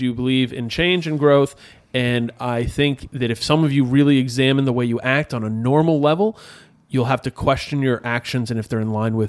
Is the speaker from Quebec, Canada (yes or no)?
yes; Montreal, Quebec, Canada; We're two kids from Montreal trying to put on a fest.